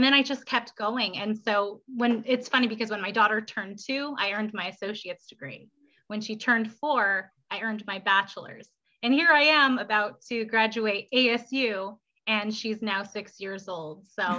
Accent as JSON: {"language": "English", "country": "Philippines", "tie": "born there", "said": "So I was born and raised in the military. So I was born in the Philippines."}